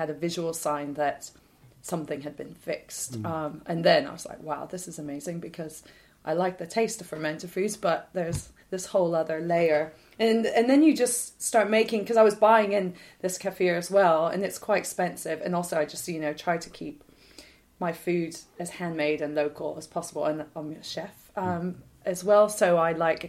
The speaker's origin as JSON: {"language": "English", "country": "United States", "tie": "born or raised there", "moved": "yes", "said": "growing up in the States"}